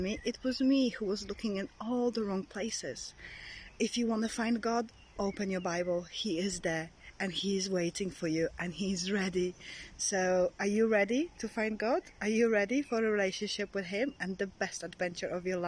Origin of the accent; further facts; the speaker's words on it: Poland; moved away; I'm from Poland, and that country is very well known for strong Catholic background, and that's how I was brought up